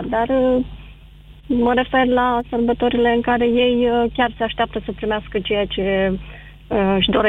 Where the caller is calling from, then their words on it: Piatra Neamț, Neamț County, Romania; Din uh, Piatra Neamț.